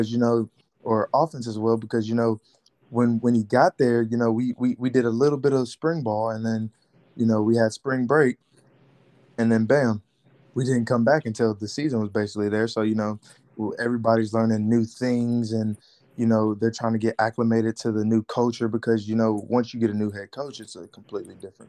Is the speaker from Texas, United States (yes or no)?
yes; Houston, Texas, United States; my hometown, Houston.